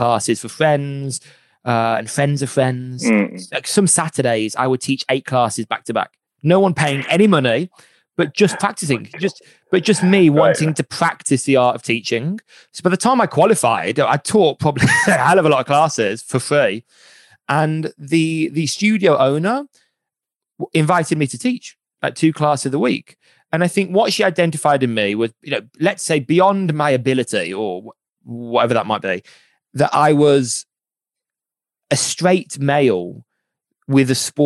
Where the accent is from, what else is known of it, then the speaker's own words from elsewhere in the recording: Birmingham, West Midlands, United Kingdom; I'm from Birmingham